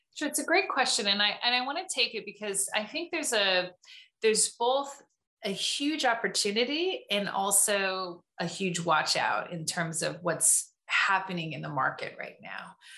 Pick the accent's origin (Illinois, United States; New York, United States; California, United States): California, United States; Tustin; I grew up in Southern California, in Tustin, California